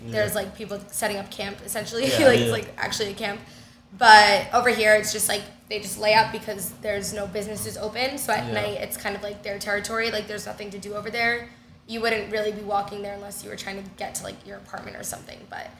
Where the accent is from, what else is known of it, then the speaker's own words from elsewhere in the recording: New York City, New York, United States; moved away as an adult; now in Miami, United States; being born and raised in New York, I grew up in Manhattan in the Flatiron District